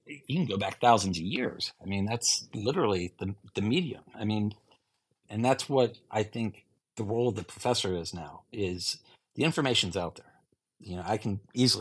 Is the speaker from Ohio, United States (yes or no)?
yes; Ohio, United States; moved away as an adult; now in Michigan, United States; I'm from Ohio and grew up a Buckeye fan